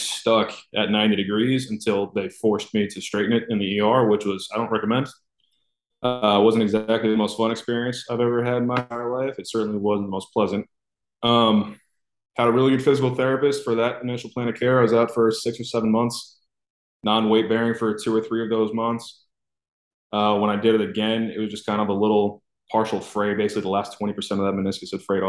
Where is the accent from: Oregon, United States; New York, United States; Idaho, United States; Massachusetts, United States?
Massachusetts, United States; Raynham; moved away as an adult; now in Miami, United States; pretty much in my hometown. Rainham, Massachusetts